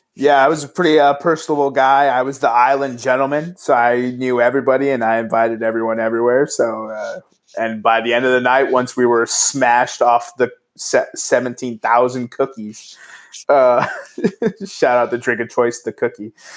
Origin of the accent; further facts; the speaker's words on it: El Paso, Texas, United States; my hometown's not-for-profit